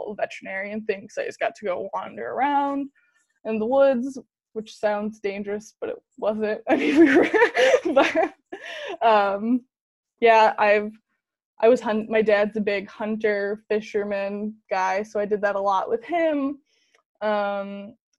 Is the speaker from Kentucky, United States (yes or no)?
no; Grant, Michigan, United States; also born or lived in Grand Rapids, Michigan; So I grew up in Grand Rapids, Michigan. Originally, when I was in the third grade, we moved to Grant, Michigan, which is a very small town